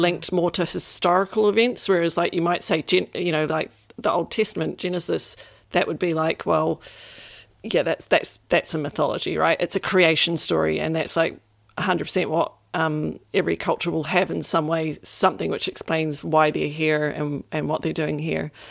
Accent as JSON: {"language": "English", "country": "New Zealand", "tie": "born or raised there", "said": "coming from New Zealand specifically, um, or a bit growing up in New Zealand"}